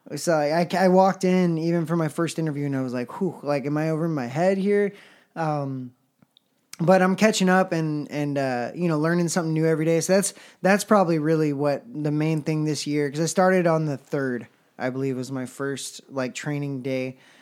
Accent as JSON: {"language": "English", "town": "Houston", "region": "Texas", "country": "United States", "tie": "born or raised there", "moved": "as an adult", "said": "we're both from Houston, and we did region band together"}